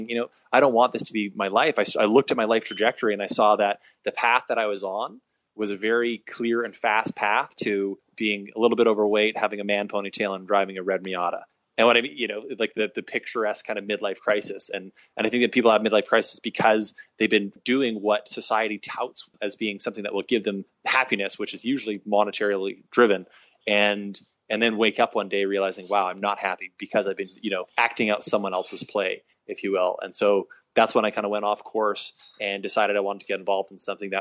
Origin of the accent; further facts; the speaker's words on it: Kelowna, British Columbia, Canada; also born or lived in Victoria, British Columbia; I'm from a little town called Kelowna, very non-diverse, nondescript town in the middle of British Columbia